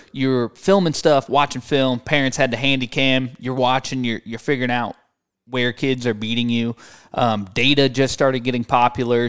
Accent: St. Louis, Missouri, United States; I grew up in Saint Louis, Missouri.

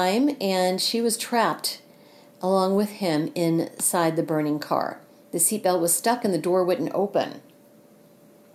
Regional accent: Missouri, United States; here in Missouri, in my home state

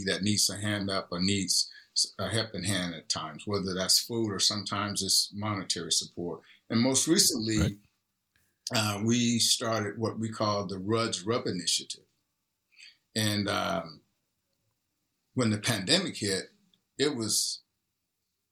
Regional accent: East Texas, United States; now in Seattle, United States; growing up in a little small town in East Texas where I lived through it

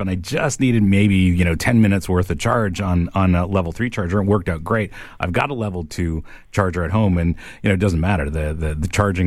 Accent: Niagara, Ontario, Canada; I grew up in Niagara

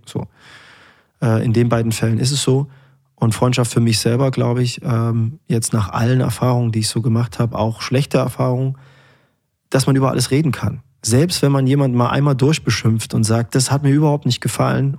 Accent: Erfurt, Thuringia, Germany; Es ist meine Heimatstadt

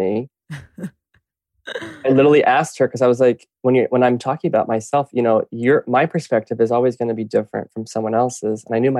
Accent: Lake Wales, Florida, United States; also born or lived in Venice Beach, Los Angeles; now in Los Angeles, United States; I grew up in Central Florida, Polk County, Lake Wales, to be specific. It's the actual bullseye of the peninsula of Florida.

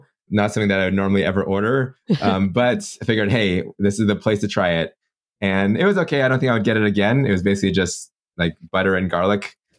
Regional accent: San Diego, California, United States; also born or lived in Irvine, California; I grew up in San Diego, which is pretty close to Disneyland

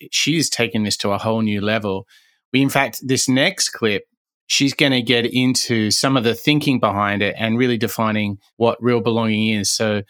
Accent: Sydney, New South Wales, Australia; I was born in Sydney and grew up in Australia, but spent 16 years of my career, 10 in Europe and 6 in the US.

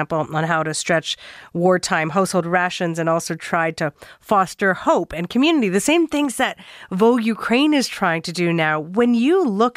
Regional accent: Canada; as a Canadian

